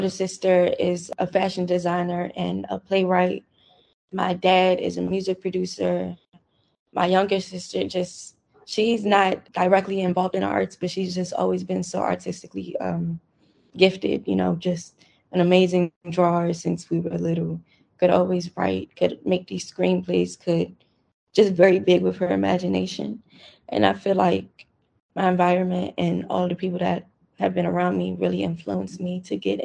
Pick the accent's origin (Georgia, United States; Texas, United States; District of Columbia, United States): District of Columbia, United States; Washington; I grew up in Northeast.